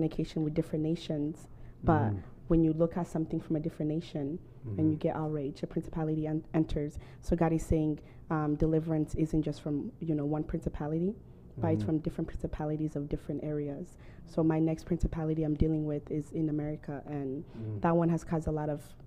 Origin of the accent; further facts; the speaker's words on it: Tanzania; now in United States; I'm from Tanzania, and I lived in a village.